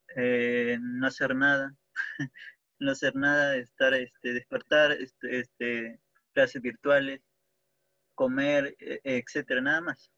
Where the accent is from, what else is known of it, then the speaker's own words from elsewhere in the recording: Peru; soy de Perú